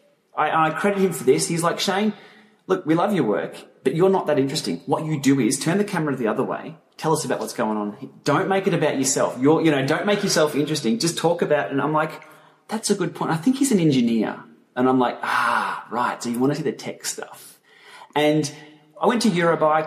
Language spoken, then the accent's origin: English; Melbourne, Victoria, Australia; We're all from Melbourne